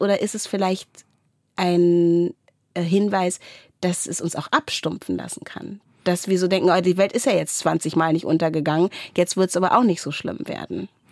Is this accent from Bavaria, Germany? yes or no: no; Wendland, Lower Saxony, Germany; ich komme aus dem Wendland